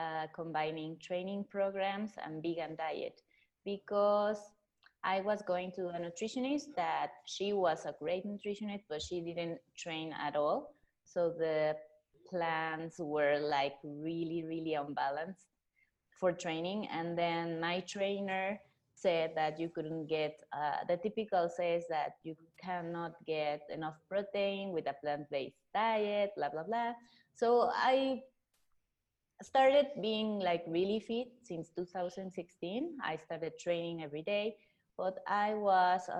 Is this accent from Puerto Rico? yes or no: no; Mexico City, Mexico; I'm 36 years old. I'm from Mexico City